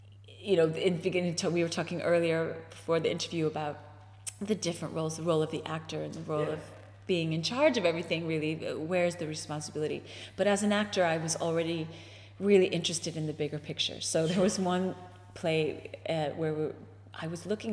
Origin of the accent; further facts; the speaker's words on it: United States; moved away as an adult; also born or lived in Chicago; now in Ireland; as an American